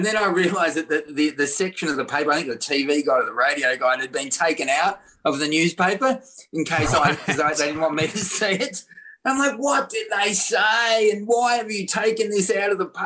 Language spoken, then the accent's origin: English; Victoria, Australia; when I was 12, you know, I was growing up in Victoria